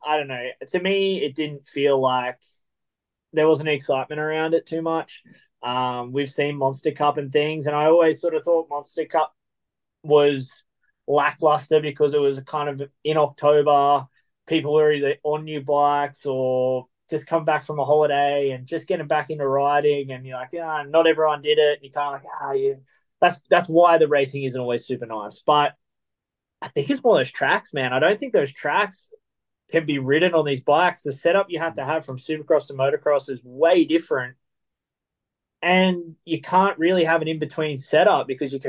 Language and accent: English; Australia; As an Australian